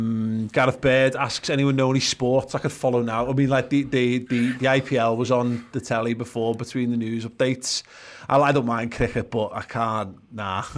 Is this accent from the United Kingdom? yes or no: yes; England, United Kingdom; I like being European, you know, more than I like being just English. I like being from a European town.